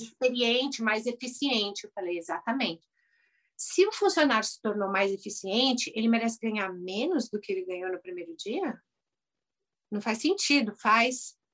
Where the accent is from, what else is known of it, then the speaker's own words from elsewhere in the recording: Brazil; moved away as an adult; now in United States; eu sou brasileira e lá no Brasil eu era cirurgião de, cirurgia dentista